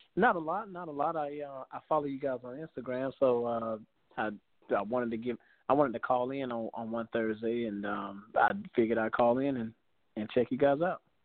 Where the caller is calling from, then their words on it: South Carolina, United States; I'm calling from South Carolina.